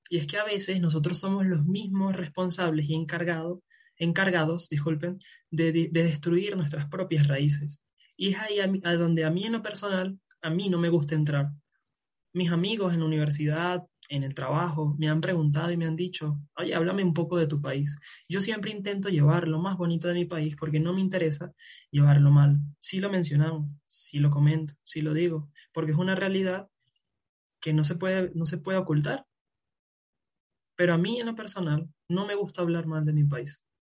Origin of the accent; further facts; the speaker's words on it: Venezuela; now in Mexico; me vine de, de, de Venezuela